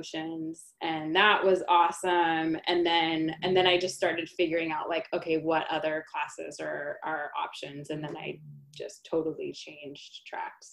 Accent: San Diego, California, United States; I grew up in San Diego.

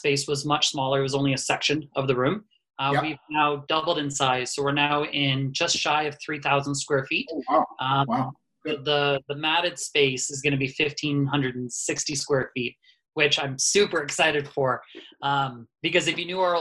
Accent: Cambridge, Ontario, Canada; I'm born and raised in Cambridge.

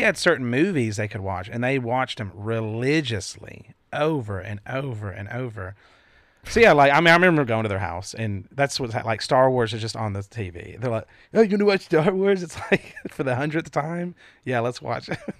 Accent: the Bible Belt, United States; we grew up in the Bible Belt.

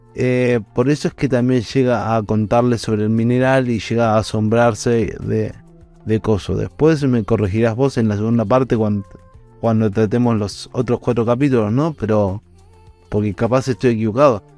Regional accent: Argentina; no soy de Puerto Rico, soy de Argentina

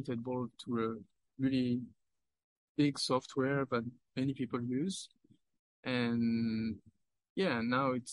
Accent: France; I'm from France

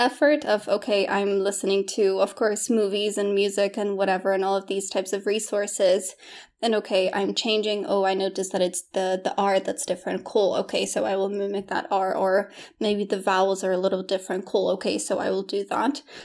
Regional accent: Poland; English is a second language; moved away; also born or lived in United Kingdom / Australia; I was born in Poland, grew up in Poland, and then we, my, my family decided to move to the U K

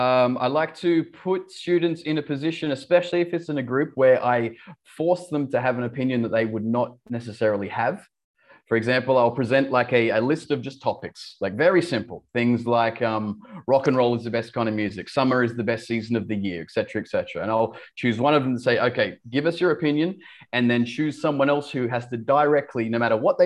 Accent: Australia; accent: Australian; Yeah, I've sort of lost my Australian accent over the years. I've got lots of friends in the UK that say I sound Australian, and my Australian friends say I sound English.

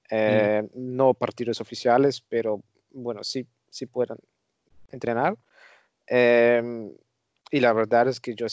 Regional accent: Netherlands; Spanish is a second language; yo también soy un holandés que no acepta ninguna autoridad

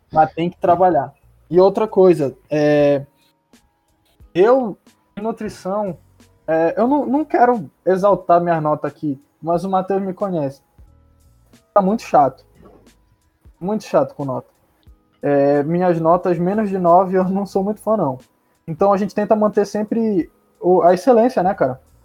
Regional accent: Belém, Pará, Brazil; A gente é daqui de Belém do Pará

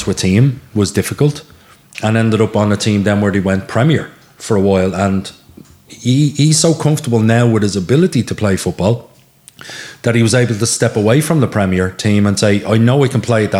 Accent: Lusk, County Dublin, Ireland; And Sean is a very young lad, so why do I want to play there? I'm from Lusk.

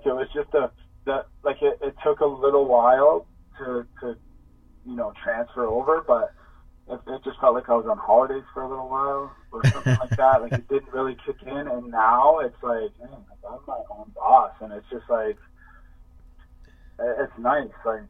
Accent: Canada; And I wanted to say that we're all Canadian.

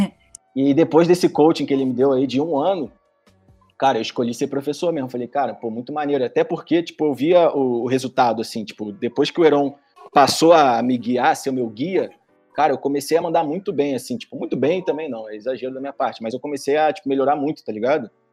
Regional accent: Rio de Janeiro, Brazil; lá no meu bairro, lá em Tereza. Lá no Rio de Janeiro

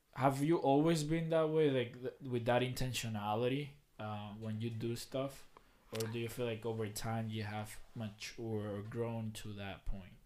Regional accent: Dominican Republic; now in Lebanon, United States; the city I grew up at in Dominican Republic

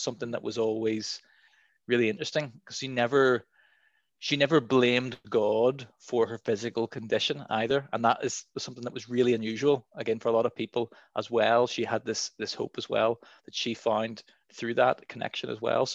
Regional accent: Dundonald, Northern Ireland, United Kingdom; I was born in Dundonald

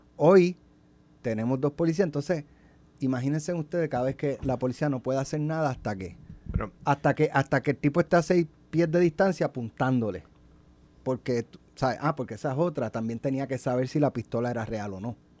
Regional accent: Jayuya, Puerto Rico; also born or lived in Utuado; yo nací en Utuado y yo me crié en Jayuya

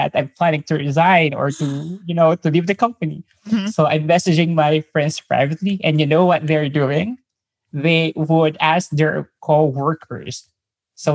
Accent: Manila, Metro Manila, Philippines; English is a second language; I'm from Manila, Philippines.

